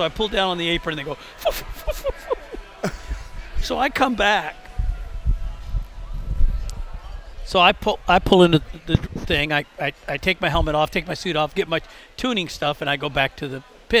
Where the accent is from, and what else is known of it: Tampa, Florida, United States; born or raised there